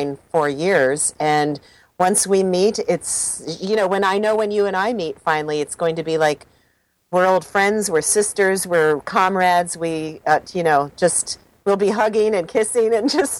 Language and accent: English; Detroit, Michigan, United States; also born or lived in Southern California; now in Sonoma Valley, United States; So I grew up in the Detroit area and also in Southern California. And now I'm in Northern California most of the time.